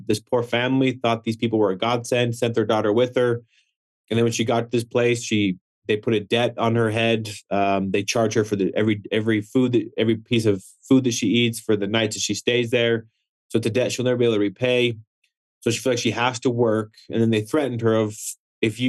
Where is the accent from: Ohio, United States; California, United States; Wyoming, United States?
Wyoming, United States; growing up in Wyoming